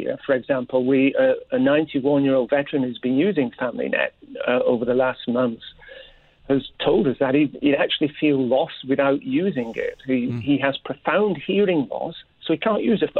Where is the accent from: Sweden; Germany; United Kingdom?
United Kingdom; moved away; I myself, as you can probably tell, I'm originally from Britain.